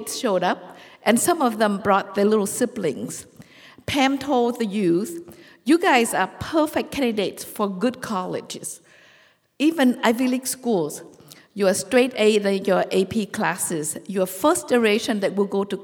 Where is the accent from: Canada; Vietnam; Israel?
Vietnam; now in United States; Growing up in Vietnam during the war and then became a Vietnamese refugee in this country